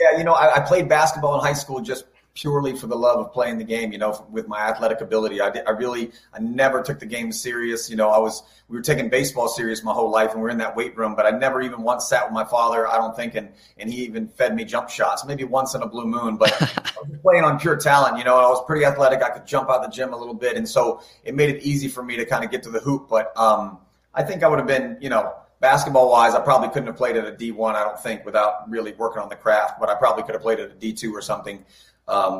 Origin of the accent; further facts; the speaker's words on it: Key West, Florida, United States; I grew up in Key West, Florida as a young kid